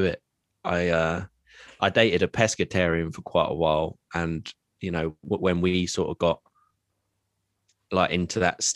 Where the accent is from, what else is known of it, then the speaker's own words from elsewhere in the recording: Bedfordshire, East of England, United Kingdom; also born or lived in Luton; I come from Bedfordshire. I live in Luton.